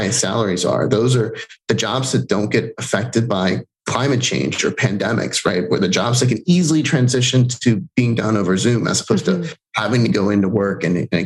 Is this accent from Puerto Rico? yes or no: yes; Puerto Rico; first language Spanish; English is a second language; now in United States; I was born in Puerto Rico and moved to the States.